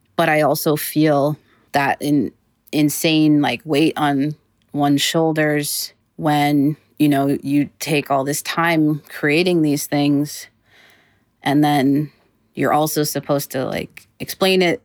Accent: Massachusetts, United States; now in Los Angeles, United States; I'm from Massachusetts, so in a way it felt like I was kind of going home.

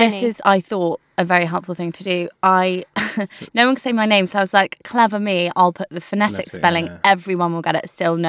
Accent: North West England, United Kingdom; also born or lived in Leicester; I grew up from my earliest memories. I can remember I grew up in the Lake District.

